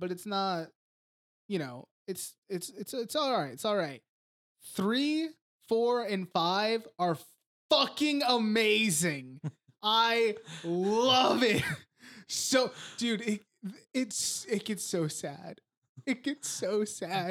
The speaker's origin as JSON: {"language": "English", "country": "United States", "tie": "born or raised there", "said": "whenever I was a kid growing up in America"}